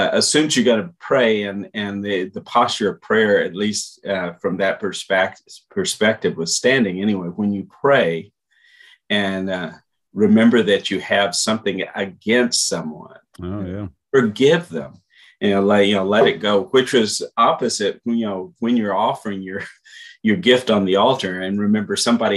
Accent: Portland, Texas, United States; So I grew up in Portland, so the shorter one was always exciting to go from Ranzas Pass over to Port

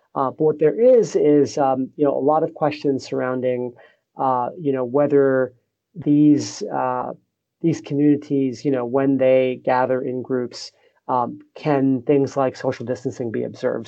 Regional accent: United States; moved away as an adult; now in Singapore; I'm an American

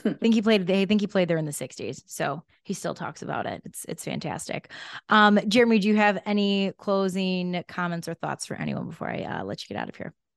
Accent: Chicago, Illinois, United States; moved away; I'm a Chicago girl

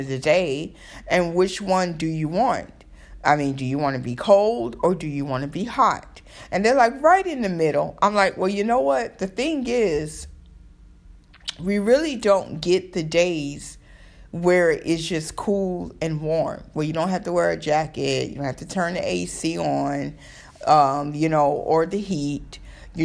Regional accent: Florida, United States; now in New York, United States; I'm from Florida

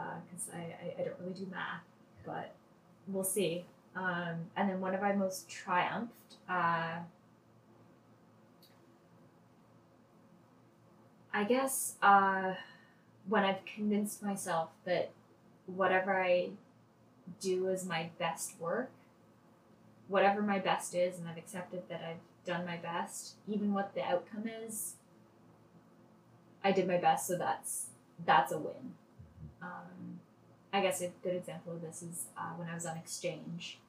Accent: Toronto, Ontario, Canada; I grew up in Toronto, lived in Toronto my whole life.

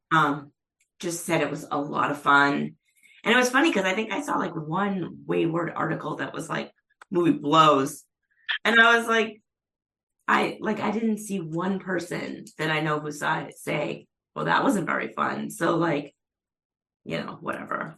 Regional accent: Methuen, Massachusetts, United States; I'm from Methuen

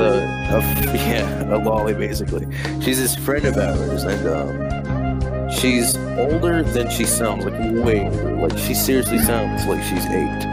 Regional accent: the South, United States; accent: southern; my southern accent kicks

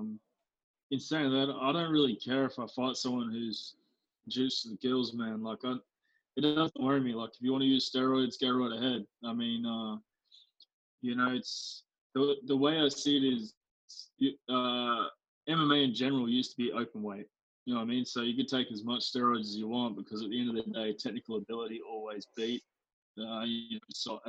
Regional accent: Australia; as an Aussie

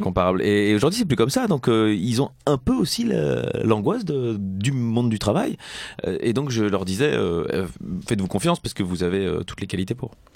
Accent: Belgium

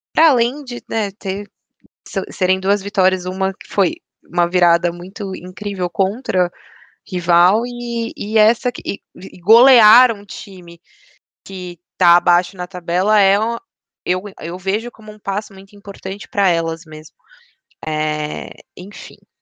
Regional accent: São Paulo, Brazil; eu sou de São Paulo, dois, eu moro bem perto do estádio mesmo

